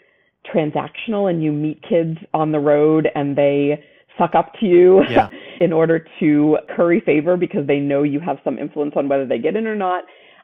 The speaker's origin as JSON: {"language": "English", "region": "New England", "country": "United States", "tie": "born or raised there", "said": "You know, growing up in New England, I saw constant examples of both overt and covert racism"}